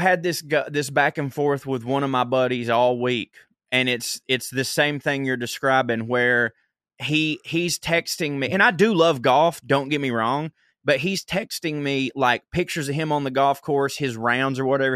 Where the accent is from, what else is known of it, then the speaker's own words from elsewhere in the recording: the South, United States; I'm from the South